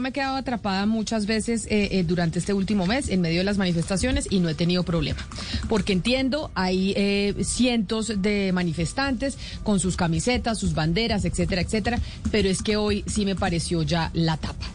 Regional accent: Colombia

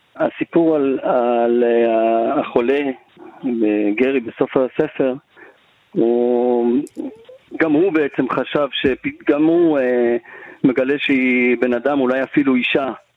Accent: Yehud, Central District, Israel; גדלתי ביהוד

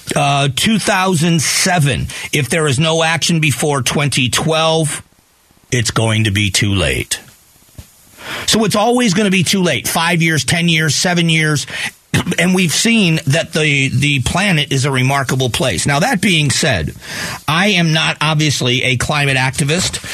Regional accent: Fort Myers, Florida, United States; moved away; We just had a major hurricane in my hometown. Hurricane Ian pummeled Fort Myers, Florida

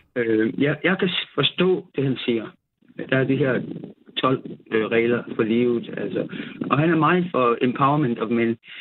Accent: South Funen, Southern Denmark, Denmark; jeg er nede fra Sydfyn

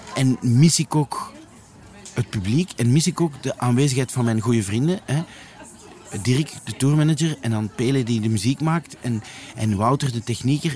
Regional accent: Leuven, Flanders, Belgium; also born or lived in Antwerp / Brussels; now in Lier, Belgium; ik ben eigenlijk van Leuven

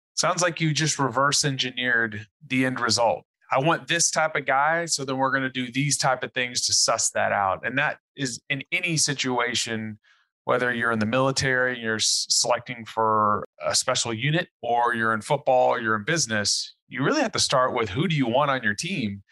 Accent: Texas, United States; I live in Texas, I'm a Texan

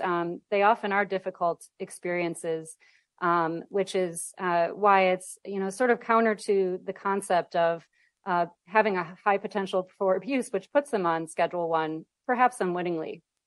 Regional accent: Midwest, United States; now in California, United States; I'm from the Midwest, and so when I go home

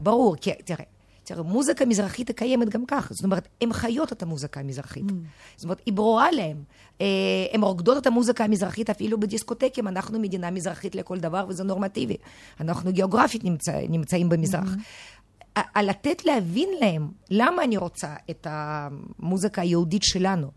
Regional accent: Moscow, Russia; now in Israel; אני ילידת מוסקבה

